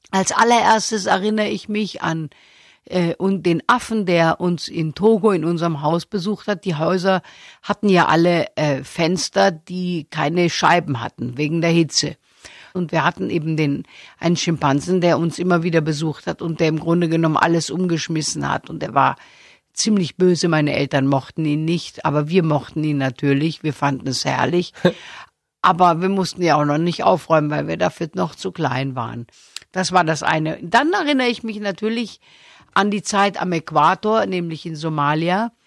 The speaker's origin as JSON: {"language": "German", "town": "Stuttgart", "region": "Baden-Württemberg", "country": "Germany", "tie": "born or raised there", "said": "Ich bin doch ein sehr sparsamer Mensch und da sehr, sehr schwäbisch. Ich bin ja auch in Stuttgart geboren"}